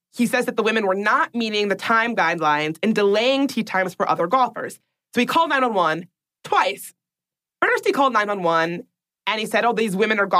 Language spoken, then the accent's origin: English; Washington, District of Columbia, United States; my hometown of Washington, D.C.